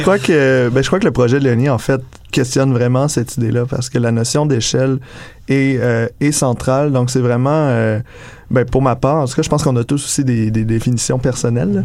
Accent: Quebec, Canada; now in Montreal, Canada; je suis arrivé à Montréal de Québec, justement. J'ai d'une petite ville de région

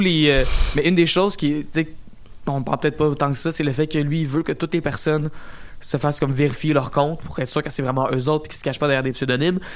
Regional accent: Quebec, Canada; je venais du Québec

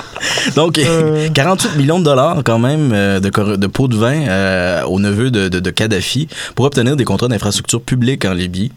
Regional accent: Quebec, Canada; en tant que Québécois

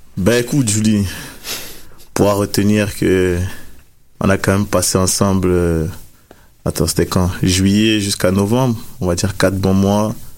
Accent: France; moved away as an adult

